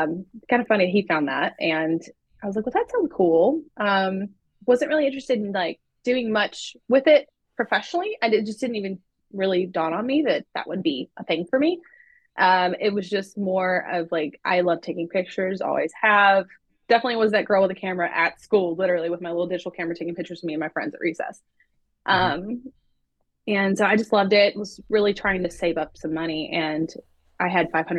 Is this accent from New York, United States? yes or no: no; Jackson, Tennessee, United States; moved away as an adult; also born or lived in Nashville, Tennessee / Knoxville, Tennessee / Gainesville, Florida / Chicago, Illinois; I grew up in Jackson also, basically this area